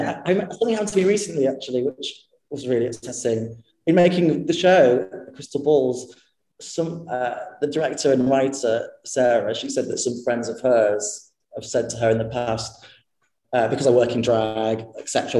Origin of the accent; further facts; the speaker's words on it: Harrogate, Yorkshire and the Humber, United Kingdom; also born or lived in Stoke-on-Trent; I was born in Stoke-on-Trent, um, and uh, my parents were both cabaret performers. They were kind of both working class people that had kind of sung their way up the social ladder a little bit. Um, and then we moved to Yorkshire. Um, and I grew up there in a place called Harrogate